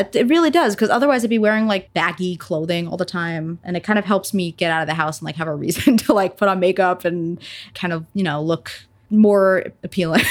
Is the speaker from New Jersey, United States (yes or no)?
yes; New Jersey, United States; I am a musician, solo musician, mainly like rock, indie rock, blues type stuff from Jersey, and I mainly play New York City